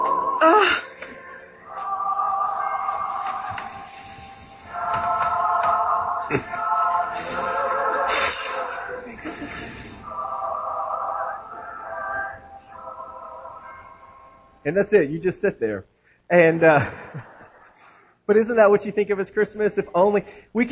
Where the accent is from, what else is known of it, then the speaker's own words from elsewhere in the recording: Florida, United States; now in Tennessee, United States; I grew up in Florida. I spent several years there as an adolescent